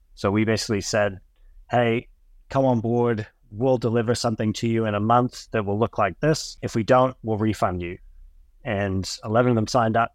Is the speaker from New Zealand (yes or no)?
yes; New Zealand; also born or lived in United States; I moved to New Zealand when I was eleven years old from the U S